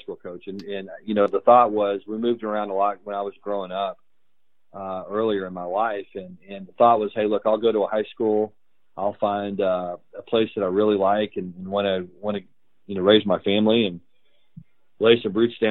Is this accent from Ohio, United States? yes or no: no; Texas, United States; I grew up in Texas.